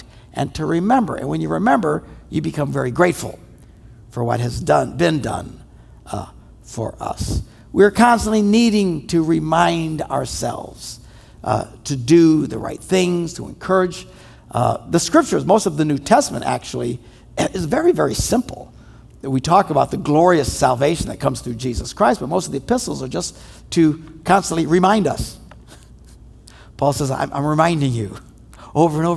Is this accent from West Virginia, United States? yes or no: no; Wisconsin, United States; we're from Wisconsin